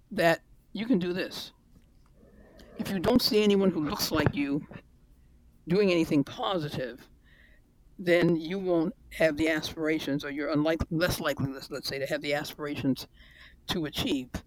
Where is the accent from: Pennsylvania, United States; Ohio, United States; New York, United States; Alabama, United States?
New York, United States; my life in New York was growing up with the American dream.